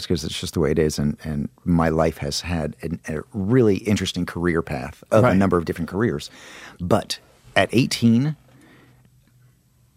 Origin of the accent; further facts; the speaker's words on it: Long Island, New York, United States; I grew up in New York